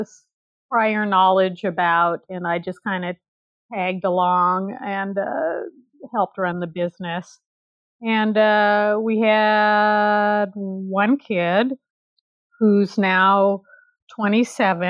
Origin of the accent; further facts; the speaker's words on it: California, United States; also born or lived in Nigeria; I'm a California girl, born and raised in California